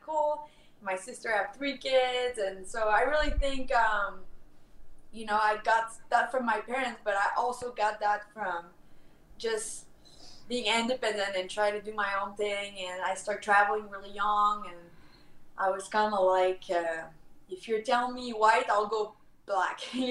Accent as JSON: {"language": "English", "country": "Canada", "accent": "French", "second_language": "English", "said": "with my French accent kind of represent the French part of Canada"}